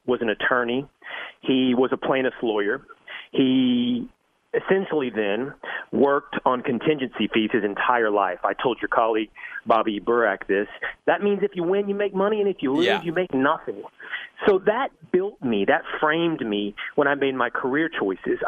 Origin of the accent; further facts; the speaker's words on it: Sherman, Texas, United States; moved away as an adult; also born or lived in Malibu, California / Montana / New York City; an 18-year-old moving from Sherman, Texas to Southern California